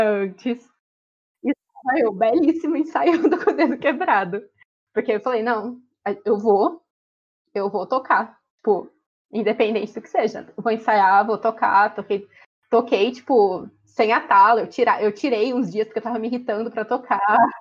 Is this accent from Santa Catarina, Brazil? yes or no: no; Ourinhos, São Paulo, Brazil; moved away as an adult; now in Araraquara, Brazil; eu sou de Ourinhos, que é uma cidade na divisa com o Paraná.